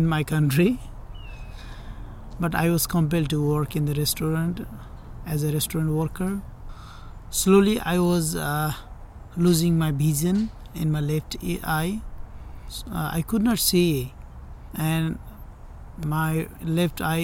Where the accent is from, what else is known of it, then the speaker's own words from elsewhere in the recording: Nepal; moved away as an adult; now in Contra Costa County, United States; I came here from Nepal in 2015, June